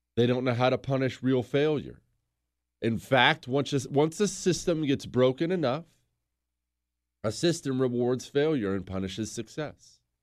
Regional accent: United States; I'm an American

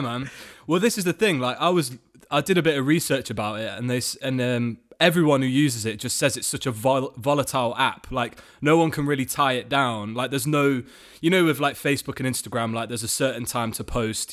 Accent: Nottingham, East Midlands, United Kingdom; in my hometown, um, Nottingham

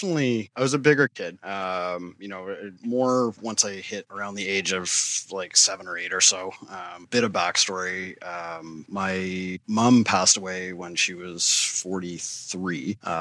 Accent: Toronto, Ontario, Canada; born there; now in Ottawa, Canada; I am. Yeah. I was born in Toronto and then moved around a little bit as a kid.

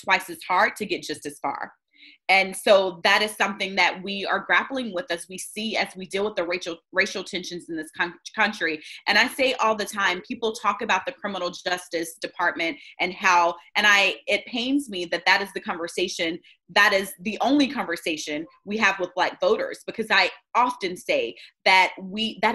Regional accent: Smiths Station, Alabama, United States; moved away as an adult; now in Atlanta, United States; I grew up in Lee County, Alabama

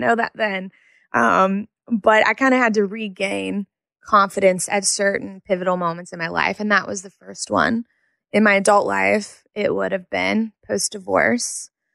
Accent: Jackson, Mississippi, United States; also born or lived in Madison, Mississippi; I grew up in Jackson, Mississippi.

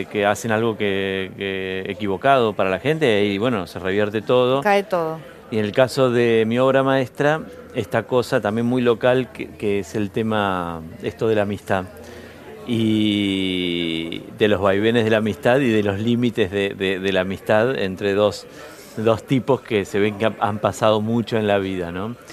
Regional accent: Bahía Blanca, Buenos Aires Province, Argentina; yo soy de Bahía Blanca

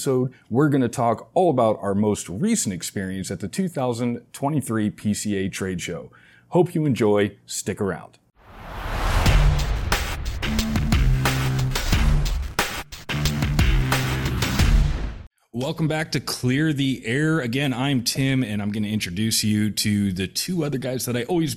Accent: New York, United States; I was born in New York

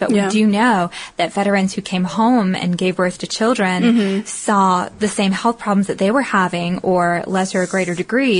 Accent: the South, United States; accent: Southern; My southern accent gets in my way sometimes, the internet.

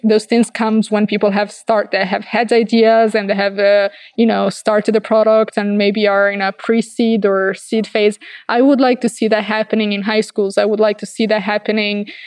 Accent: Verona, Veneto, Italy; also born or lived in Dolomites; I come from Verona, which is like an hour and a half

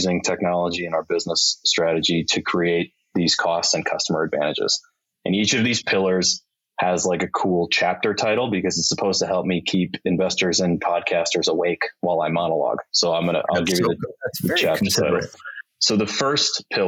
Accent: Milwaukee, Wisconsin, United States; moved away as an adult; also born or lived in Chicago; we moved from Chicago back up to Milwaukee

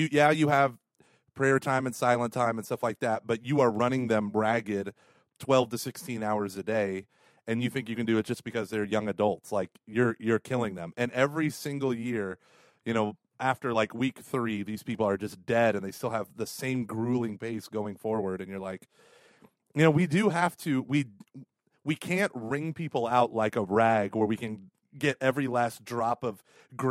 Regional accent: Tulsa, Oklahoma, United States; moved away; also born or lived in St. Louis; I was from Tulsa.

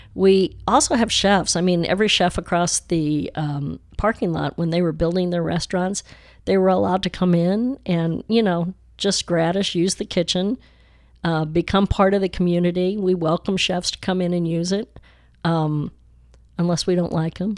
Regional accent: Chicago, Illinois, United States; also born or lived in Highland Park, Texas / West Dallas, Texas / France; now in Dallas, United States; I've always loved being a Chicagoan

